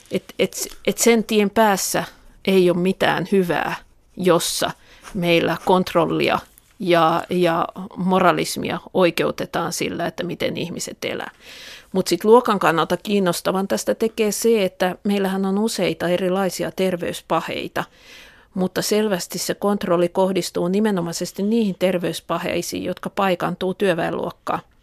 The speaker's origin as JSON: {"language": "Finnish", "town": "Tampere", "region": "Pirkanmaa", "country": "Finland", "tie": "born or raised there", "said": "Pispalaa, josta mä olen kotosi"}